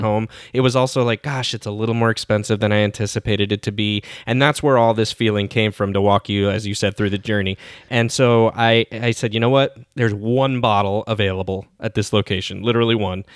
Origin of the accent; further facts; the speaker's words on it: Miami, Florida, United States; I'm from Miami, and we don't always count that as a part of Florida